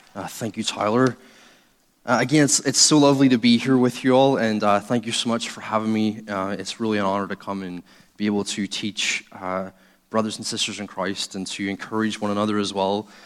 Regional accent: Northern Ireland, United Kingdom; I'm originally from Northern Ireland. I was brought up in a atheist home.

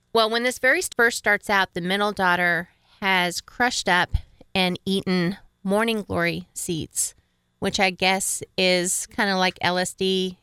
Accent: upstate New York, United States; I grew up in upper state New York

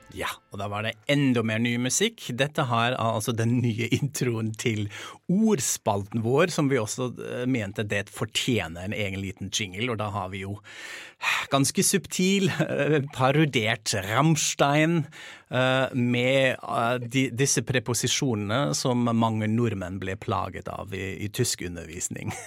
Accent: Germany; moved away; i hjemlandet mitt

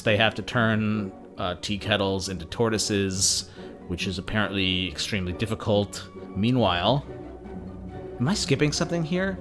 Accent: Phoenix, Arizona, United States; Growing up in Phoenix

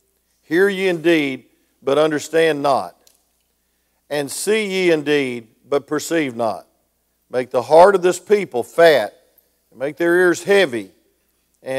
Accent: Grayson, Georgia, United States; I know Snellville real well because I'm from Grayson, Georgia

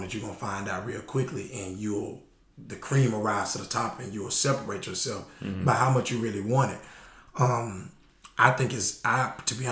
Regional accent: Florida, United States; I'm from Florida

